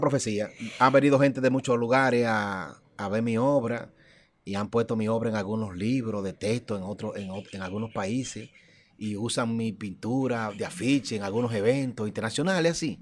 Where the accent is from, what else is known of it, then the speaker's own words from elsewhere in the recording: Dominican Republic; yo no me siento dominicano, yo soy dominicano